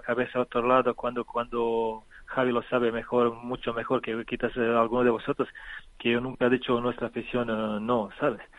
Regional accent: Loznica, Serbia; Spanish is a second language; moved away as an adult; now in Spain; pero nací en, en que es una ciudad eh, pequeñita, pero mi pueblo está, está pegado a un río que se llama Drina y este río es la, frontera actual entre Bosnia y Serbia

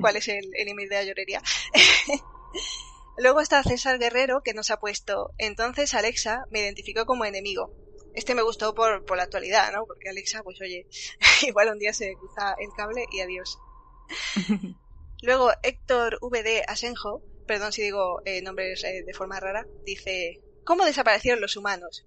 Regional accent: Andalusia, Spain

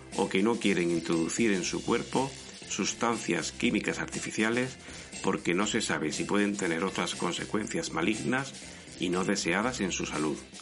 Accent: Spain

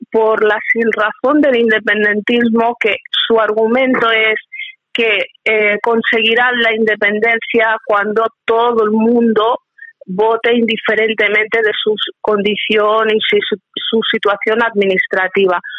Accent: Spain; como española

